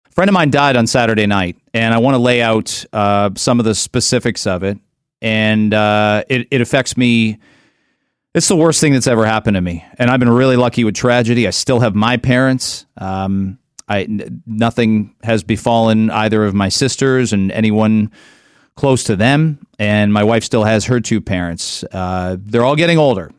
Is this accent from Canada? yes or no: yes; Canada; moved away as an adult; I'm a Canadian